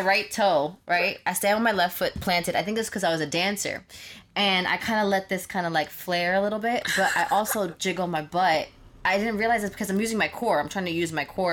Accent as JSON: {"language": "English", "region": "New York", "country": "United States", "said": "I'm from New York"}